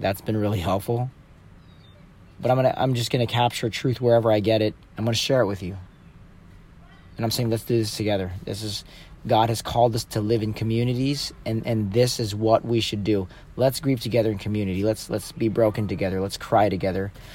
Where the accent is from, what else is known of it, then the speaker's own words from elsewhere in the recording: San Clemente, California, United States; moved away; I moved back to my hometown 2 years ago